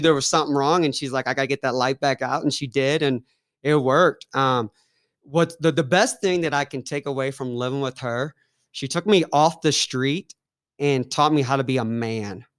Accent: Ferguson, Missouri, United States; moved away as an adult; now in Kansas City, United States; growing up in Ferguson was awesome. Growing up in Saint Louis was different

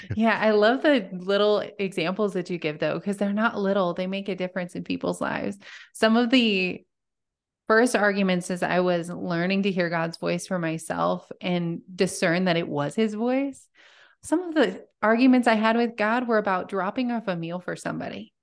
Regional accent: Montana, United States; I'm from small town Montana, and I still live there

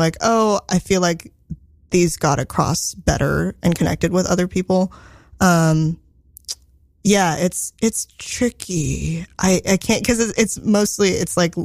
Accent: Silicon Valley, Bay Area, California, United States; I grew up in Silicon Valley

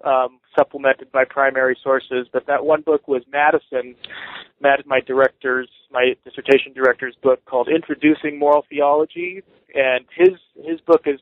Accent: Southern California, United States; moved away; also born or lived in Seattle, Washington; like you said, and I grew up in Southern California, and I was actually raised an evangelical Christian.

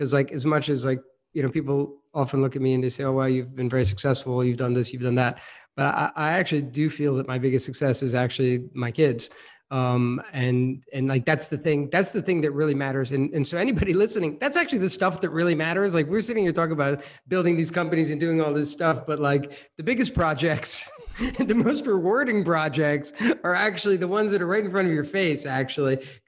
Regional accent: New Jersey, United States; moved away; also born or lived in Brooklyn, New York / Europe; I was born in Brooklyn. I grew up in New Jersey, but born in Brooklyn. I spent most of my youth in New Jersey, and I actually played soccer, and then I moved relatively young to Europe

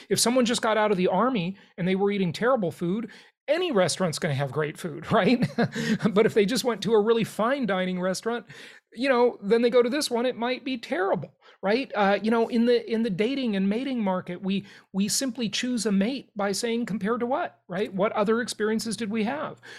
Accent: Los Angeles, California, United States; also born or lived in Europe; I grew up in Los Angeles, California

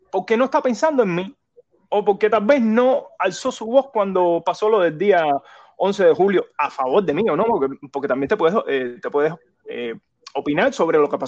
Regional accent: Cuba; Él, es un cubano más, ya te digo, él es un cubano más, yo soy otro cubano más.

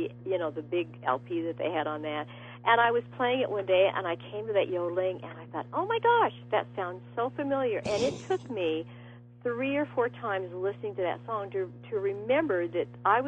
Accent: Los Angeles, California, United States; and I was raised in Los Angeles

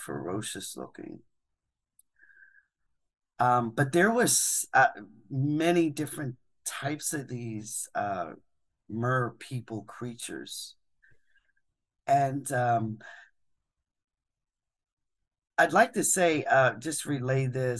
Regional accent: Philadelphia, Pennsylvania, United States; moved away; I'm from Philadelphia.

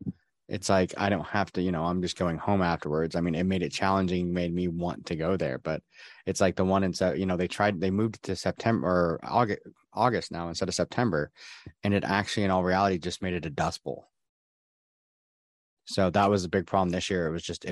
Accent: Washington, United States; I'm from here. I'm from Washington. I'm used to cold and damp.

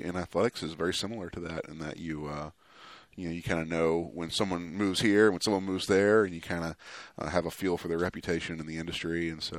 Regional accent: Lexington, Kentucky, United States; moved away as an adult; also born or lived in Gainesville, Florida; now in Waco, United States; I grew up in Lexington. I was born in Gainesville, Florida, but I moved to Lexington when I was 7. So kind of claim Lexington as my hometown.

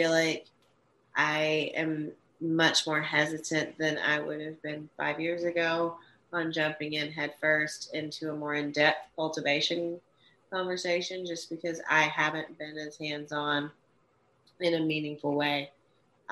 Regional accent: the South, United States; I'm from the South.

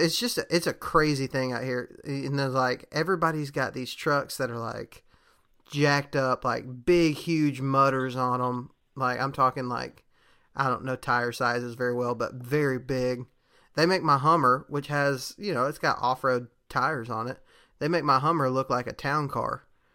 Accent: Texas, United States; which I'm from Texas, and that's a thing there.

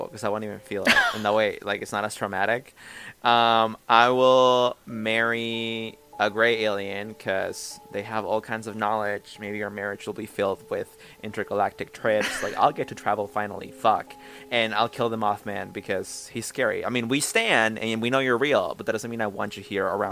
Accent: Mexico; I grew up in Mexico.

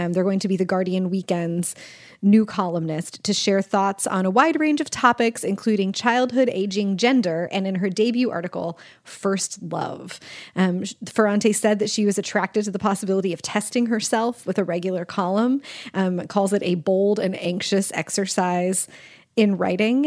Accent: Kansas, United States; I'm from Kansas

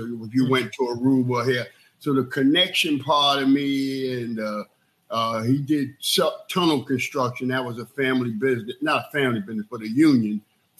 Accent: New York City, New York, United States; being raised in New York City and being raised from the West Indian culture that I had

